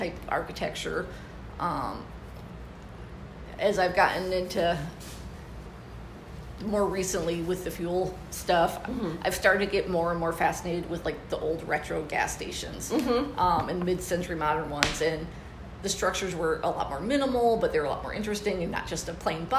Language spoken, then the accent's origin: English; East Lansing, Michigan, United States; also born or lived in Arizona; now in Tempe, United States; I'm originally from Michigan and grew up around East Lansing area